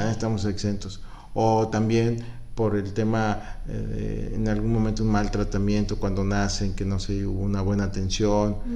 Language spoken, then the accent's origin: Spanish; Guanajuato, Mexico; now in Acapulco, Mexico; vengo de Guanajuato